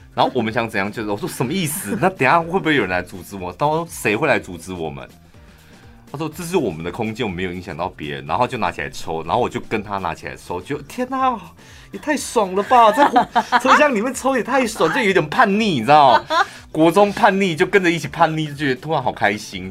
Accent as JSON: {"language": "Chinese", "region": "central Taiwan", "country": "Taiwan", "said": "我们是中部人"}